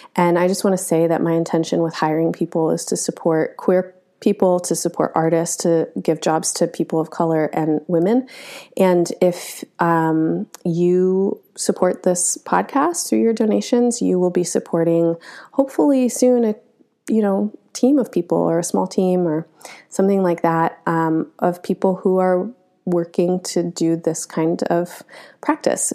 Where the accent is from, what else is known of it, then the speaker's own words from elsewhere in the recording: United States; as an American who is pretty typically American